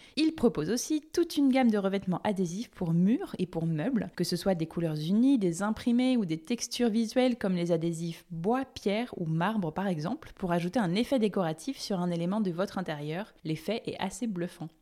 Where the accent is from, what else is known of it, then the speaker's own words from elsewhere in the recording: Charente, Nouvelle-Aquitaine, France; moved away; also born or lived in Nantes; Je suis de Charente.